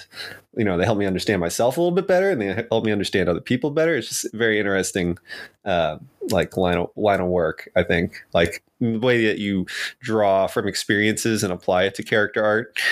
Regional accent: New York City, New York, United States; moved away as an adult; also born or lived in Rhode Island / Boston, Massachusetts; I was raised in New York City.

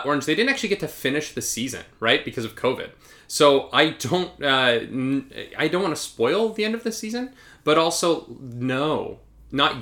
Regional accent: Alberta, Canada; Where we both grew up

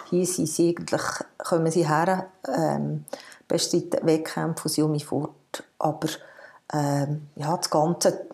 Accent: Hahnenmoos, Bern, Switzerland; Ich bin auf dem Hanamoos aufgewachsen, zumindest im Skigebiet

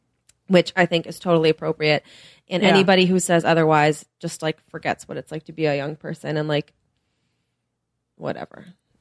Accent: United Kingdom; Do you know I'm British?

